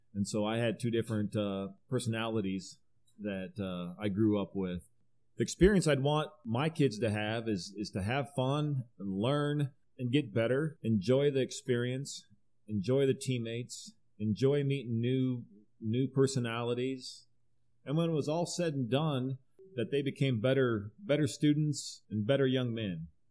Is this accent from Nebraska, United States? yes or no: yes; Riverside, Nebraska, United States; Riverside is is my alma mater